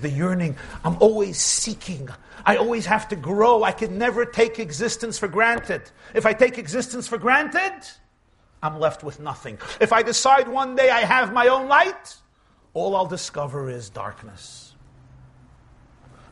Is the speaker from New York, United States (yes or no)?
yes; New York City, New York, United States; I grew up in the Crown Heights section of Brooklyn.